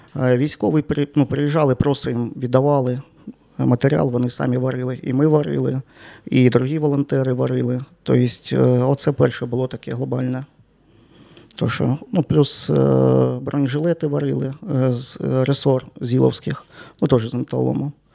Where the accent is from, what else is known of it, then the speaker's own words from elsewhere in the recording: Sloviansk, Donetsk Oblast, Ukraine; moved away as an adult; now in Chernivtsi, Ukraine; Я народився в Чернівцях. У мене тут е, мешкає батько, бабуся